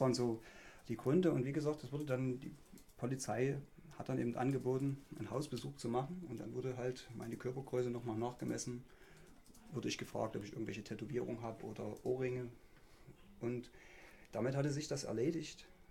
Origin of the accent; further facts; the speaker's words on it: Ottendorf-Okrilla, Saxony, Germany; Ottendorf, was mein Heimatort ist